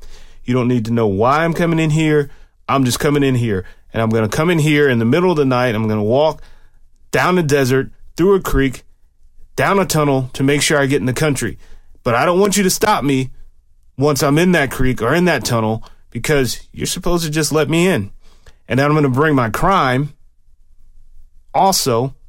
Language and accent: English; Germany; born there; I actually have a birth certificate that has the word Germany in it, because I was born in Germany while my dad was stationed there.